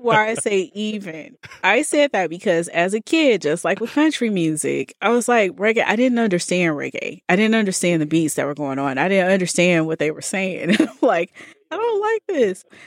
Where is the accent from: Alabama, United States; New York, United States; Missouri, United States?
Alabama, United States; Birmingham; moved away as an adult; also born or lived in Tallahassee, Florida / Iowa; now in Bay Area, United States; born and raised in Birmingham